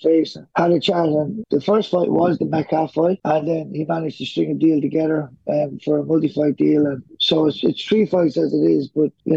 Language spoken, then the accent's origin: English; Ireland; now in Australia; I grew up in Ireland